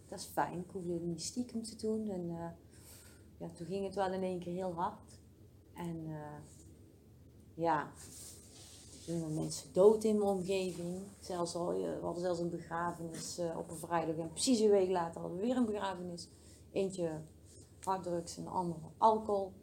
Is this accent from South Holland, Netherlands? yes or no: no; Oss, North Brabant, Netherlands; also born or lived in Den Bosch; ik ben in Den Bosch geboren